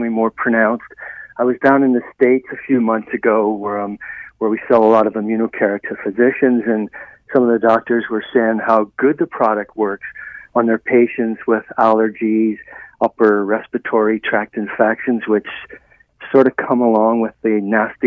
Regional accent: Ireland; I was raised in Ireland, and we have a very wet Vancouver, Seattle-type climate

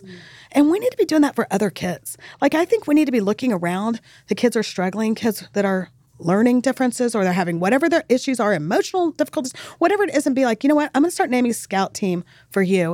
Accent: El Paso, Texas, United States; now in Dallas, United States; I grew up in El Paso. It's on the border.

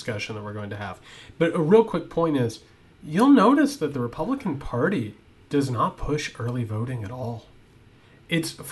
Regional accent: Indiana, United States; I'm from Indiana

